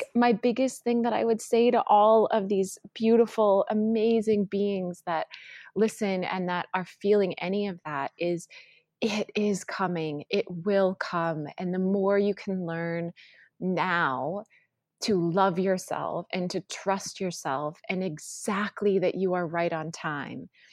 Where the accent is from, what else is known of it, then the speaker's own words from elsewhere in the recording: North Dakota, United States; moved away as an adult; also born or lived in Washington, D.C. / Los Angeles; I grew up in North Dakota